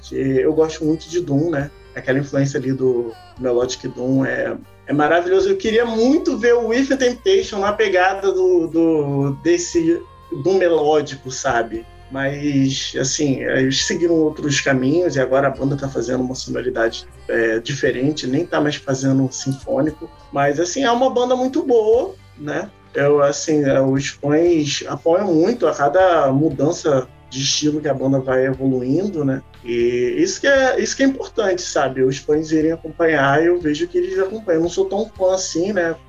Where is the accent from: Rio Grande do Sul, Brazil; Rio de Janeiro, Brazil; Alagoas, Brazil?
Rio de Janeiro, Brazil; sou do Rio de Janeiro